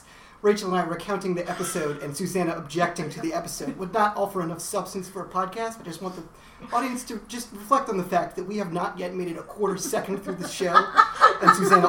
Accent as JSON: {"language": "English", "town": "Teaneck", "region": "New Jersey", "country": "United States", "tie": "born or raised there", "said": "my hometown of Teaneck, New Jersey."}